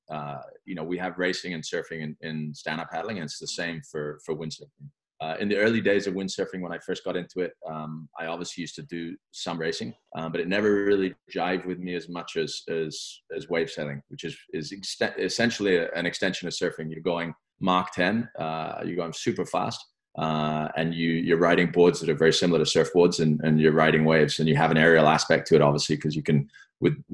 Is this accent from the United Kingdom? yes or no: yes; England, United Kingdom; also born or lived in France; I was actually born in France, um, but I'm British by nationality. We moved uh, back to England when I was about three or something.